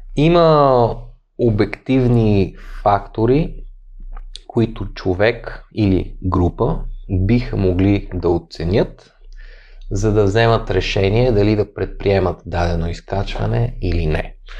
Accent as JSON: {"language": "Bulgarian", "town": "Sofia", "region": "Sofia City", "country": "Bulgaria", "said": "аз все пак съм от София"}